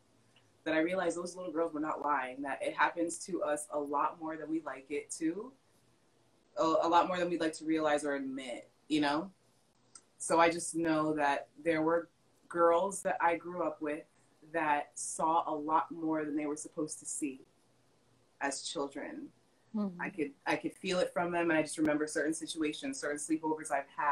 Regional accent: Hollywood, Florida, United States; I was brought up in Hollywood, Florida

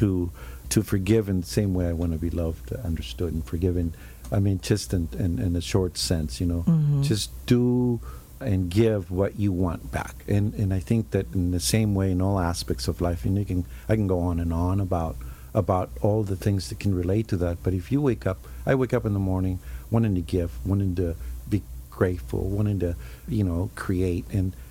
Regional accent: Mexico City, Mexico; now in Laguna Beach, United States; when I grew up in Mexico City, you know, everything was within walking distance

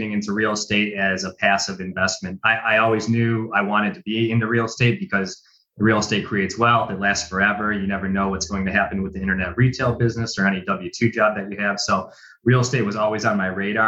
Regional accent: Cleveland, Ohio, United States; I was born and bred in Cleveland, Ohio. I live in some suburbs on the east side of Cleveland

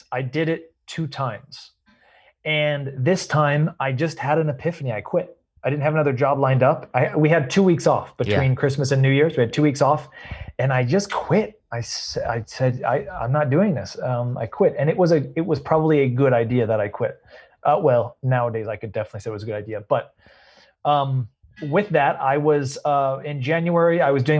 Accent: Redwood City, California, United States; I was born and raised in Redwood City

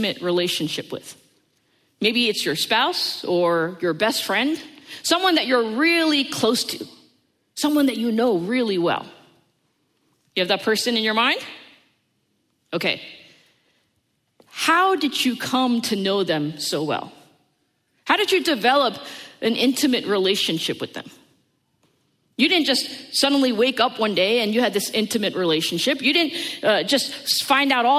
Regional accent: United States; born or raised there

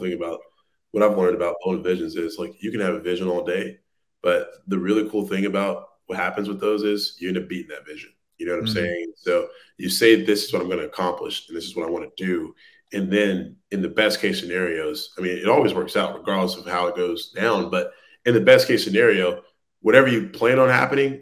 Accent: Louisiana, United States; I'm originally from Louisiana

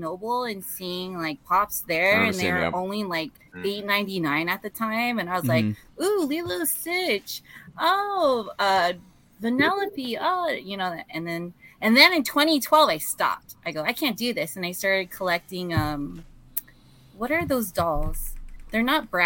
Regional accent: San Diego, California, United States; I'm born and raised in San Diego

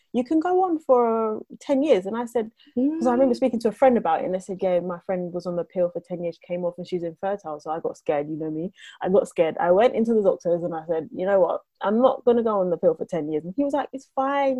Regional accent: Jamaica; now in United Kingdom; I'm Jamaican

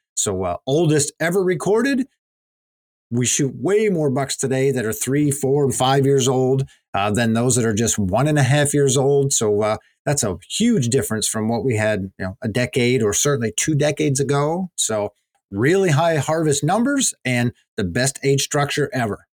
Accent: Pennsylvania, United States; my home state of Pennsylvania

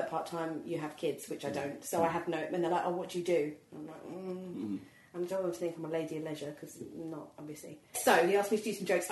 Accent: Croydon, London, United Kingdom; I'm from Croydon.

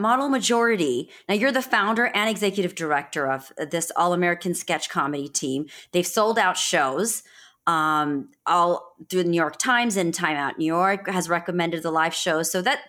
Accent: India; I'm being Indian, being South Asian

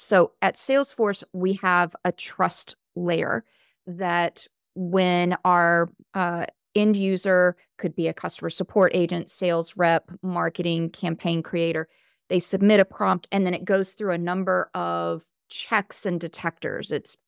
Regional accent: the South, United States; accent: Southern; moved away; I'm originally from the South. When I first moved to California, I had a really thick Southern accent. My grammar was not the same as other people in California.

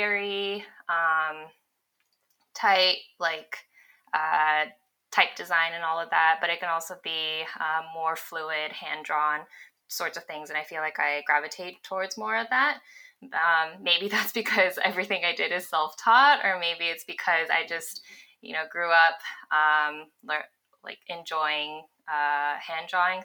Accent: Los Angeles, California, United States; moved away as an adult; also born or lived in Bay Area; I grew up in Los Angeles, went to UCLA, moved up to the Bay Area to start working full time

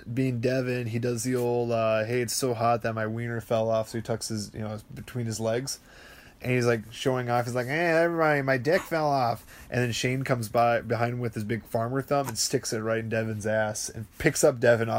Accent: Appleton, Wisconsin, United States; also born or lived in Kaukauna / Oakfield; Well, I was born in Appleton, though.

